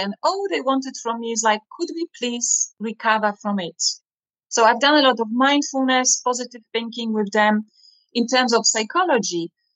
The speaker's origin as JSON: {"language": "English", "country": "Poland", "tie": "born or raised there", "also_born_or_lived": "Hungary / Germany / Russia", "moved": "as an adult", "lives_now": "London, United Kingdom", "said": "I was born and raised in Poland to Dutch Italian family, grandparents"}